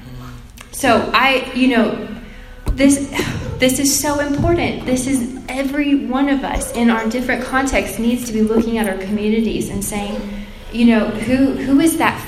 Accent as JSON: {"language": "English", "town": "Plant City", "region": "Florida", "country": "United States", "tie": "born or raised there", "moved": "as an adult", "lives_now": "Nashville, United States", "said": "I grew up in Plant City, Florida"}